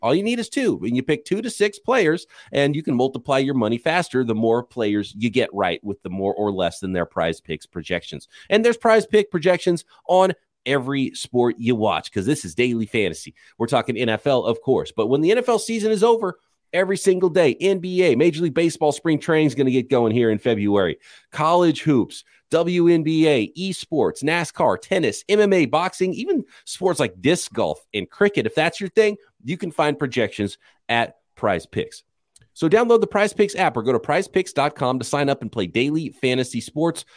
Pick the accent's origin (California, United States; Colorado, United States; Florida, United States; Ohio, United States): California, United States; growing up in California, my family was San Francisco forty-niners